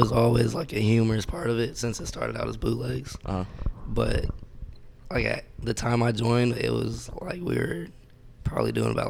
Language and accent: English; Valencia, California, United States; also born or lived in Lompoc, California; I went to high school in Mission Hills. Okay. I moved to Valencia about like when I was in third grade. Uh-huh. And then I kind of like grew up in Valencia.